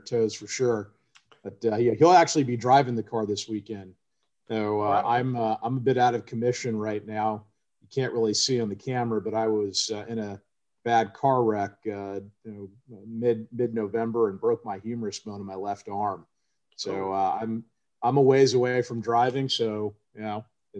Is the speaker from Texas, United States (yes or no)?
no; Arcadia, California, United States; Pomona was just about 20 minutes away from where I grew up in Arcadia